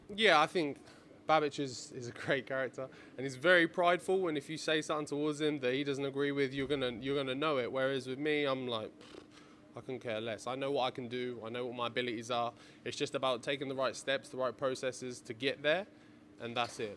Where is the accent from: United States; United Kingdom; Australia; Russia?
United Kingdom; Ipswich, East of England; we're from Ipswich, East Anglia